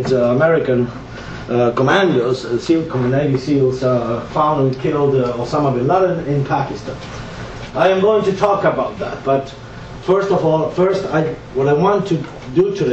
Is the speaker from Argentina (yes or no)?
yes; Buenos Aires, Argentina; English is a second language; now in United States; I was born and raised in Buenos Aires, Argentina, where I've lived a lot for many years in the United States